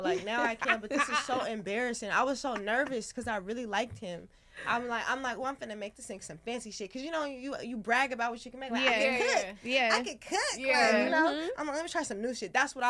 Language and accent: English; California, United States; Oh, please don't. I'm from the Bay.